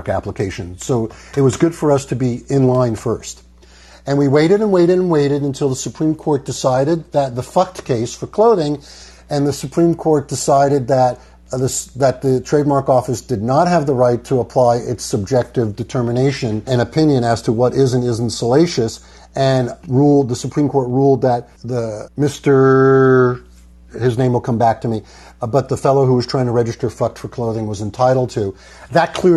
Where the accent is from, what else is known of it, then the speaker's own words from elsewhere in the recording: New York, United States; I'm from New York